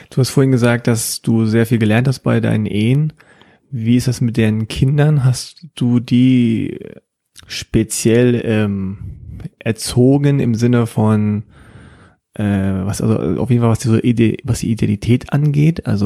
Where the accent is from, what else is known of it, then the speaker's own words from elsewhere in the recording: Egypt; Na, sage ich natürlich, ich bin Ägypter.